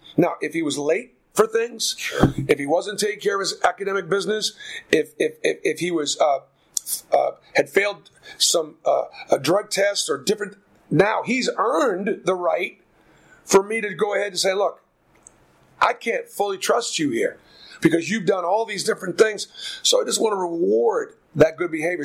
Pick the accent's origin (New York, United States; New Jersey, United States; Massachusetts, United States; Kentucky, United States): Massachusetts, United States; Boston; now in Auburn, United States; I grew up in Boston